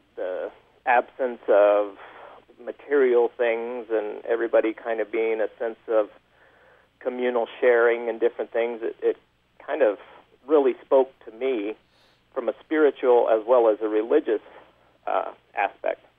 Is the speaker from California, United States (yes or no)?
yes; California, United States; moved away as an adult; now in Bountiful, United States; I grew up in California and then came to Utah for a job